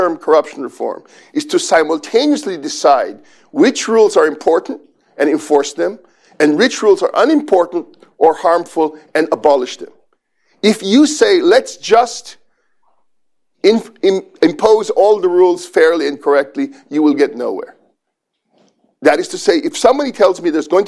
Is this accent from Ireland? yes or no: no; Philippines; I've been growing up in the Philippines